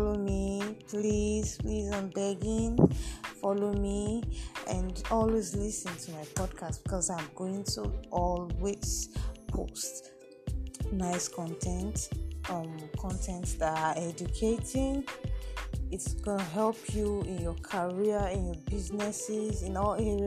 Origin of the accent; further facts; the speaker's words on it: Nigeria; I'm from Nigeria. I'm a Nigerian